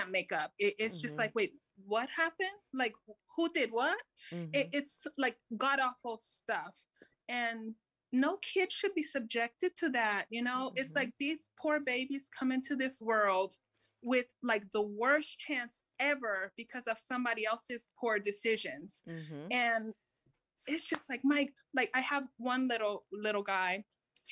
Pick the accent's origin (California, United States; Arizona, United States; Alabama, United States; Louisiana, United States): California, United States; I was born here